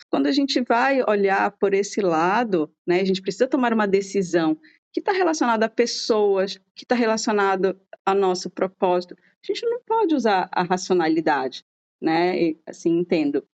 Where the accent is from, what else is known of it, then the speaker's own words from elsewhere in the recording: Brazil; sou brasileira